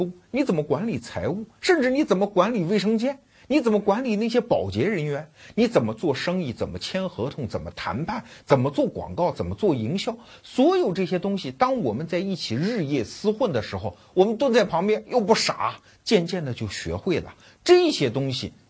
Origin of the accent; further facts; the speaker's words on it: Wuhu, Anhui, China; 我老家安徽芜湖